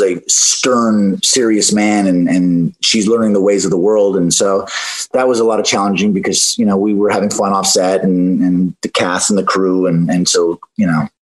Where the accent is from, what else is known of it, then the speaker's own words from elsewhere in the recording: Canada; I come from Canada, so I grew up, you know, not not that much, but I, I had the the evergreen forests and and the the great outdoors a little bit